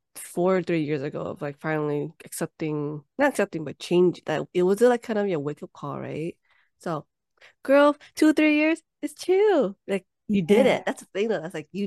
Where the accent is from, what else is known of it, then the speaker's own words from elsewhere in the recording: United States; I don't say I'm Vietnamese American. Even though I live in America, I just say I'm Vietnamese.